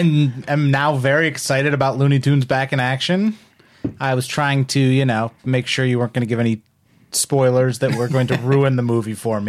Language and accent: English; Cleveland, Ohio, United States; moved away as an adult; now in Los Angeles, United States; I'm originally from the Cleveland, Ohio area.